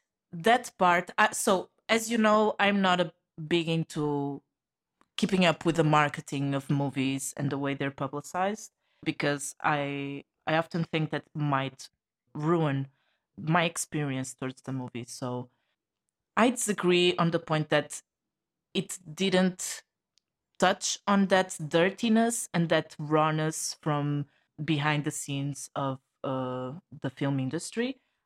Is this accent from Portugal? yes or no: yes; Portugal; from Portugal.